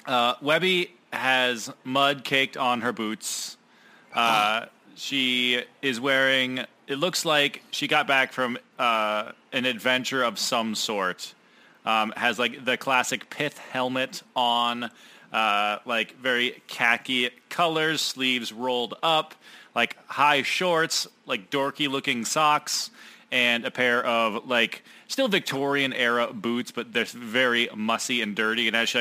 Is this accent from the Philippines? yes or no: no; United Kingdom; I am British. I can't do accents.